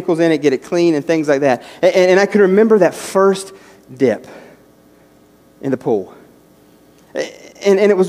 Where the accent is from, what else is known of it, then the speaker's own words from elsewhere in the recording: West Virginia, United States; moved away; As a kid growing up in West Virginia